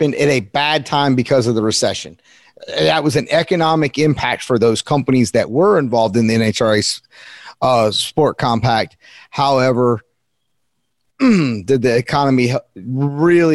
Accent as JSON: {"language": "English", "region": "North Carolina", "country": "United States", "said": "I'm from North Carolina. I'm kind of a country kid"}